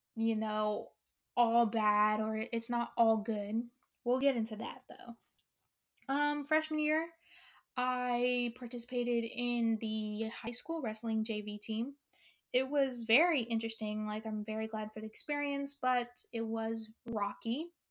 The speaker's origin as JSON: {"language": "English", "town": "Honolulu", "region": "Hawaii", "country": "United States", "tie": "born or raised there", "said": "I was born in Honolulu, Hawaii"}